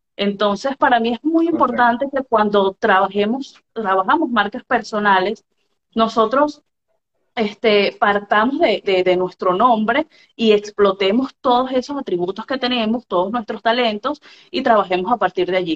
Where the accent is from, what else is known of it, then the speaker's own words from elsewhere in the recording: Venezuela; soy venezolana, periodista venezolana.